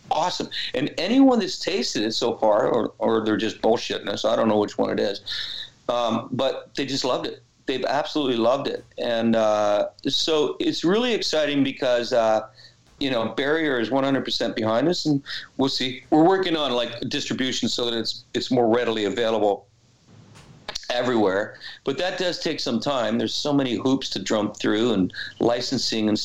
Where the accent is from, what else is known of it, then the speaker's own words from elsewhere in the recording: Canada; I'm Canadian